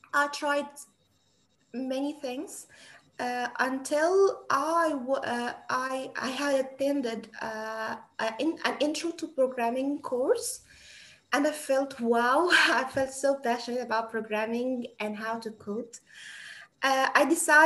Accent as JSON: {"language": "English", "country": "Egypt", "said": "from Egypt"}